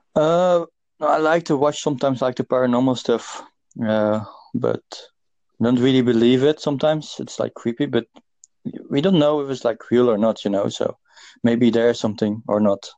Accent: Netherlands; now in Dublin, Ireland; I'm from Netherlands, but I live in Dublin.

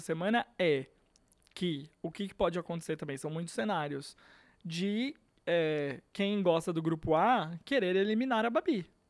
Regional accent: Brazil; A gente é brasileiro

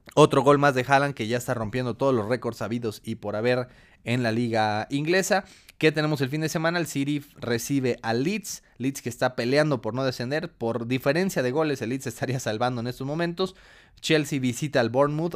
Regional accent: Mexico; como mexicanos

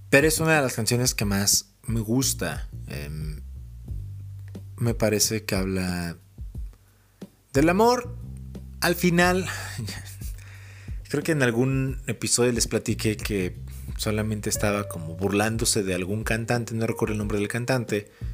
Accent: Mexico City, Mexico; moved away; Crecí en la ciudad, crecí en Ciudad de México.

